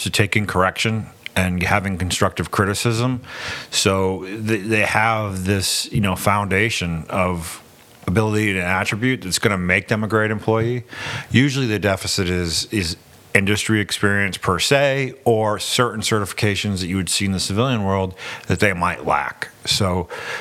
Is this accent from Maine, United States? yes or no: yes; Portland, Maine, United States; moved away as an adult; So I was born and raised in Portland. And as soon as I graduated high school, I joined the Navy, served for 21 years, came back to Maine